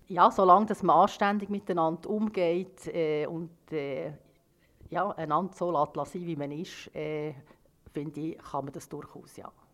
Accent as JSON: {"language": "German", "country": "Switzerland", "tie": "born or raised there", "said": "ich ja in der Schweiz geboren bin"}